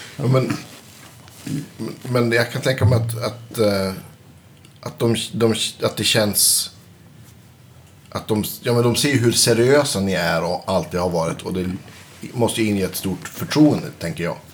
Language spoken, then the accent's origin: Swedish; Västerbotten County, Sweden; någon gång i min ungdom här i Västerbotten